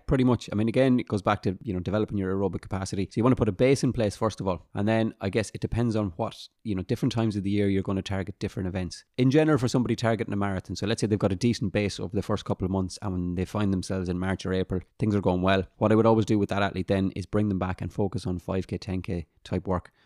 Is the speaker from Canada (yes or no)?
no; Sligo, Connacht, Ireland; I'm from Sligo